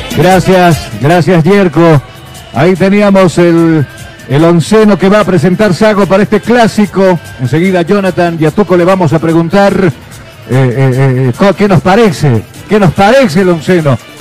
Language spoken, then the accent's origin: Spanish; La Paz, Bolivia; soy colla